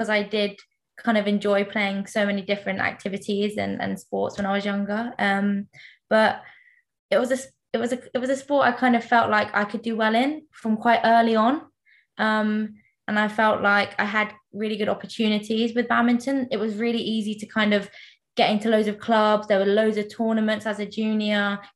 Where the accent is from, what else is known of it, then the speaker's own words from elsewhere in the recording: Isleworth, London, United Kingdom; I'm from Middlesex